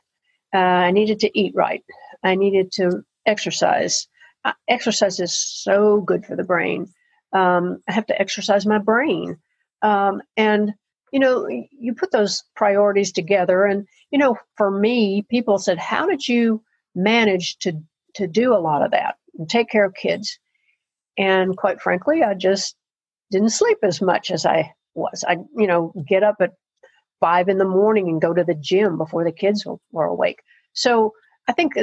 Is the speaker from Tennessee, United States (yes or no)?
yes; Murfreesboro, Tennessee, United States; moved away as an adult; I had grown up in Murfreesboro, tiny Tennessee town that it was